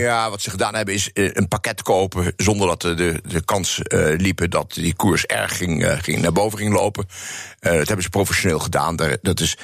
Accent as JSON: {"language": "Dutch", "country": "Netherlands", "also_born_or_lived": "New York", "said": "wij als Nederlanders"}